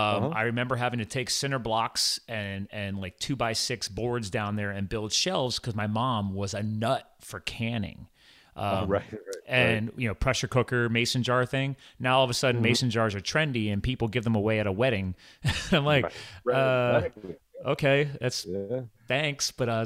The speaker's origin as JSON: {"language": "English", "region": "Pennsylvania", "country": "United States", "tie": "born or raised there", "also_born_or_lived": "New Jersey", "said": "so I was born in New Jersey. My dad had a dairy farm down there. So we did actually have a large farm at one point in time, but I was too young to really remember. And then we moved to Pennsylvania years later."}